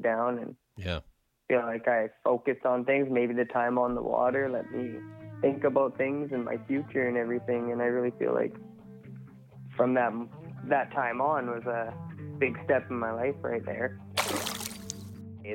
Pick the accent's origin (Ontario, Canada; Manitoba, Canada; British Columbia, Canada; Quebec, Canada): British Columbia, Canada; 100 Mile House; also born or lived in Lac La Hache; born and raised in 100 Mile